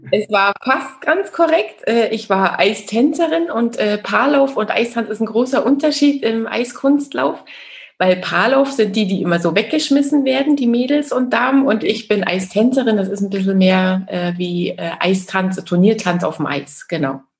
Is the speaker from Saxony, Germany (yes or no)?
yes; Chemnitz, Saxony, Germany; ja, also ich bin ja in der DDR groß geworden. Ich bin in Chemnitz, Karl-Marx-Stadt geboren damals noch Karl-Marx-Stadt